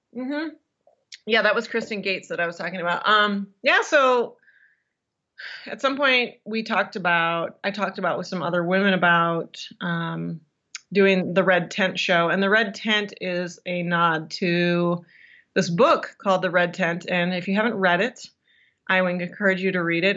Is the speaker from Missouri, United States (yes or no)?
no; Michigan, United States; now in Colorado, United States; Michigan. That's where I'm from originally, but I've been in Colorado for so long now that I call it home